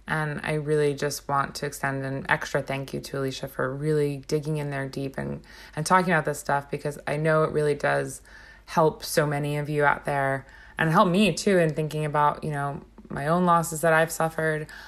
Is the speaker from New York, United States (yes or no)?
yes; Long Island, New York, United States; we're all, we're all Long Islanders.